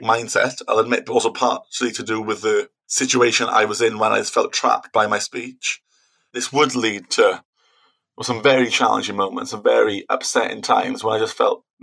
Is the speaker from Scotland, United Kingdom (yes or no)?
no; Wales, United Kingdom; I'm from Wales, I had to do speaking Welsh exams as well